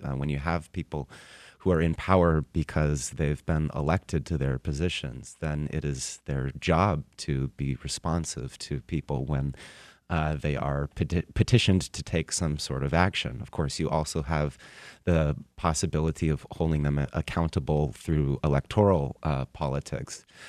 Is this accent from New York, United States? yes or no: no; Tacoma, Washington, United States; moved away; my hometown of Tacoma, Washington